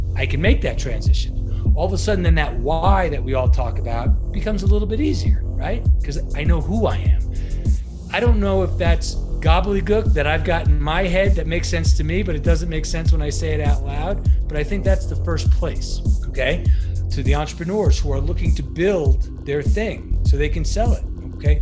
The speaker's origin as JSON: {"language": "English", "area": "Long Island", "region": "New York", "country": "United States", "said": "I'm a New Yorker by trade"}